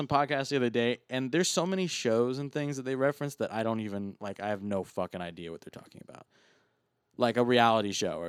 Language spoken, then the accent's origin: English; United Kingdom; Well, I'm from Britain, and that's why I actually haven't.